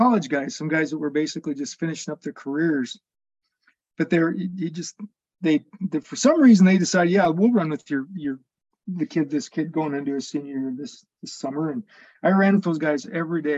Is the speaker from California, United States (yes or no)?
no; Spearfish, South Dakota, United States; now in Rapid City, United States; I grew up in Spearfish